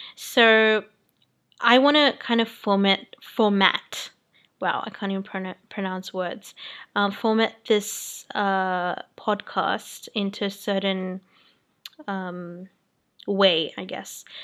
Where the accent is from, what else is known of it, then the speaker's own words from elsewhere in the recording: Sydney, New South Wales, Australia; also born or lived in New Zealand; I'm from Sydney, Australia, and I was brought up in New Zealand and I moved to Australia when I was 8 years old.